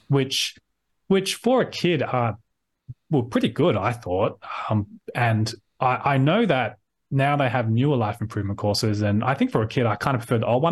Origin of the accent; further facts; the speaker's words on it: Sydney, New South Wales, Australia; I'm from, born and bred in Sydney.